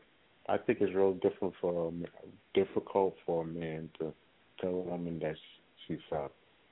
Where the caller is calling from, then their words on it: New York City, New York, United States; I'm calling from Brooklyn. Calling from Brooklyn.